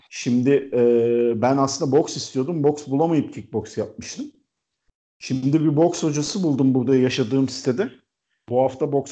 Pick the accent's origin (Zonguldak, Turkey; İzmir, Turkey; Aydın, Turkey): İzmir, Turkey; now in Istanbul, Turkey; Ee, İzmirliyim, İstanbul'da yaşıyorum.